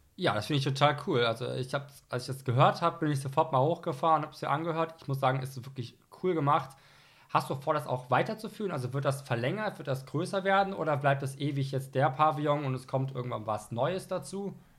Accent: Rhineland, Germany; ich komme aus dem Rheinland

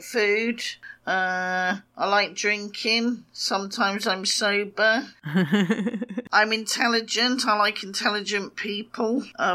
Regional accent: England, United Kingdom; we're English

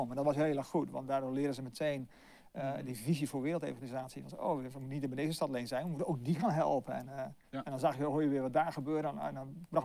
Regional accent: Delft, South Holland, Netherlands; ja, ik kom eigenlijk oorspronkelijk uit Delft.

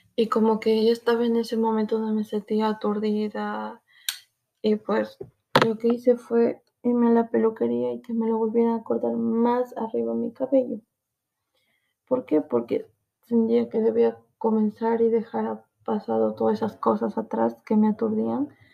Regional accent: Peru; soy de Perú, soy peruana

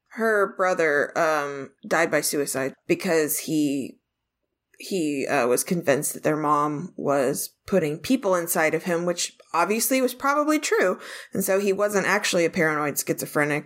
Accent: Ireland; as an Irish person

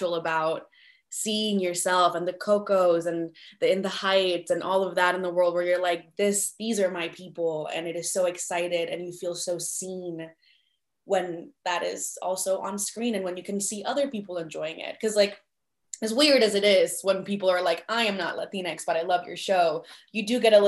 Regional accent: Colombia; now in United States; I was born in Colombia, and all of the TV shows were dubbed into Spanish

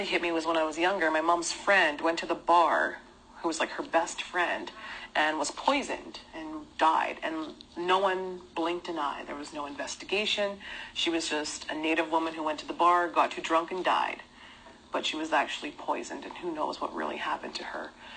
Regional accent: Winnipeg, Manitoba, Canada; growing up in Winnipeg, pretty much the hub of racism

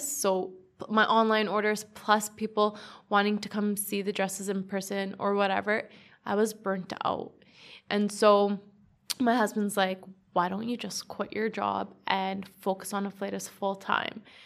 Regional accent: Edmonton, Alberta, Canada; I'm just from Edmonton, Northside.

